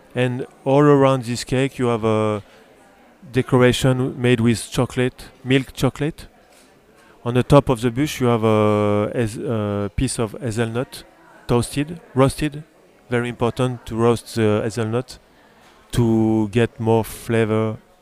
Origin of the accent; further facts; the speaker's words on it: France; English is a second language; I was born in France, but my father is from, uh, it, south of Italy, from, uh, Puglia